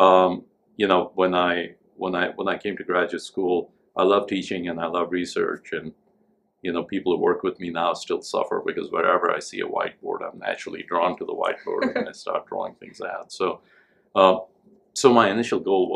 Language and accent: English; India; moved away as an adult; also born or lived in Delhi, India / Tennessee, United States; now in United States; I grew up in India